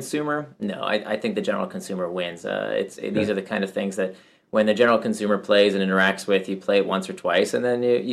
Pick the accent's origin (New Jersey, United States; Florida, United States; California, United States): Florida, United States; Central; I grew up in Central Florida and I was, you know, among very few immigrants.